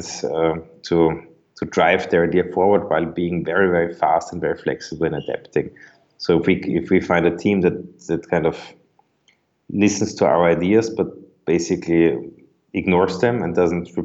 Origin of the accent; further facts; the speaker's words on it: Vienna, Austria; also born or lived in New York, United States; I grew up in Vienna, Austria.